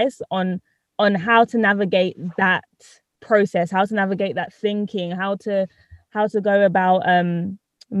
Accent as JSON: {"language": "English", "country": "United Kingdom", "tie": "born or raised there", "also_born_or_lived": "Trinidad", "said": "I was born in Trinidad, but I've lived here in Britain since I was one."}